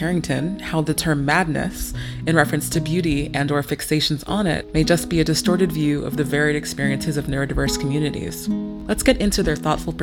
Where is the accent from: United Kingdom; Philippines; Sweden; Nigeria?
Nigeria; I am Nigerian